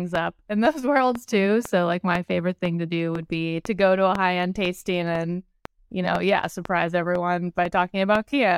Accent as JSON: {"language": "English", "area": "Bay Area", "region": "California", "country": "United States", "tie": "born or raised there", "said": "I grew up in the Bay Area in California, back where I live now"}